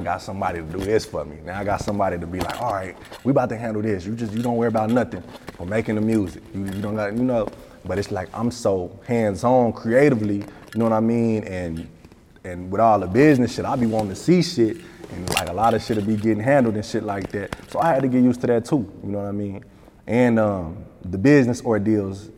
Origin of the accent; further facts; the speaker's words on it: Tulsa, Oklahoma, United States; I'm from Tulsa, Oklahoma. I'm from Oklahoma